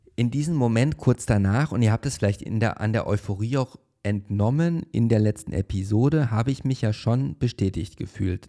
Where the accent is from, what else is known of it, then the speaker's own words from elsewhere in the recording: Paderborn, North Rhine-Westphalia, Germany; now in Berlin, Germany; wo ich in der Schule war und das war in der Oberstufe bereits und ich hatte Englisch LK und warum, warum auch immer saß ich halt eine sehr lange Zeit in der ersten Reihe und vor mir saß mein Englischlehrer, der Herr Steinbach, am Gymnasium Schloss Neuhaus